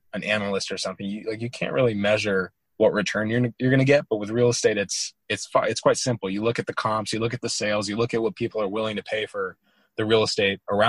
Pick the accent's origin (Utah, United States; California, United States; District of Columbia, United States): California, United States; Orange County; I grew up in Orange County, California, and ended up going to USC